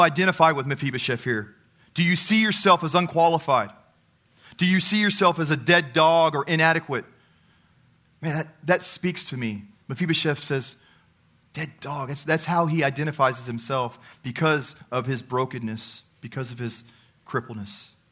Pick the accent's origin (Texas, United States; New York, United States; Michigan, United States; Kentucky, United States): Texas, United States; I'm from Texas